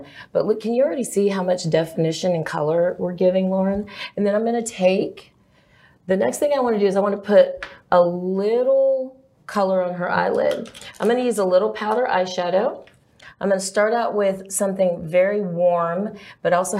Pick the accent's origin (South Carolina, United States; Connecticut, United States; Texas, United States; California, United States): Texas, United States; Lubbock; I'm from Lubbock, Texas.